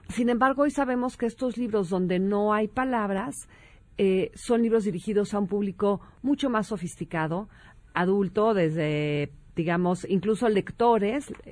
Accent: Mexico; Bueno, te puedo decir que ya en, este, este, tono de palabras, sí, siendo mexicano

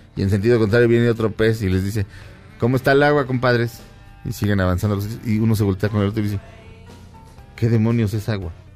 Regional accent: Mexico; Le digo, "Mexicano."

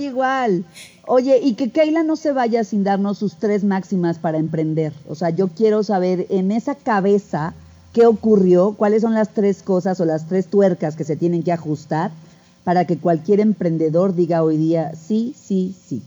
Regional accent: Mexico

